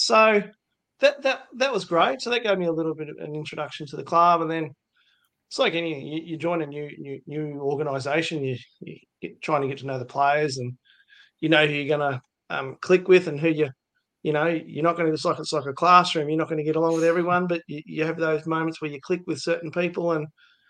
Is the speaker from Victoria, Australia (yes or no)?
yes; Wangaratta, Victoria, Australia; I was born and bred in Wangaratta in northeast Victoria